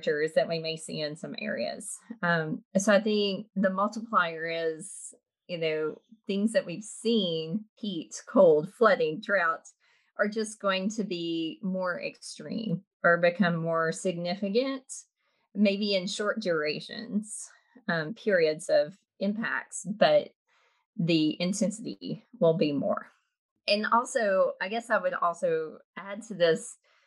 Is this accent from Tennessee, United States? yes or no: yes; Middle Tennessee, United States; I grew up in Middle Tennessee